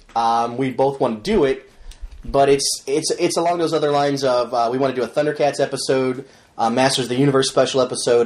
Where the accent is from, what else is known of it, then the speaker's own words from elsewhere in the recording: Chicago, Illinois, United States; now in Cleveland, United States; I'm from Chicago, Illinois